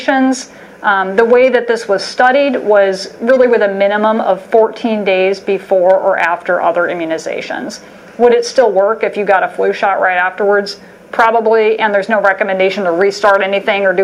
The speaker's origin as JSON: {"language": "English", "region": "Alabama", "country": "United States", "tie": "born or raised there", "said": "growing up in Alabama"}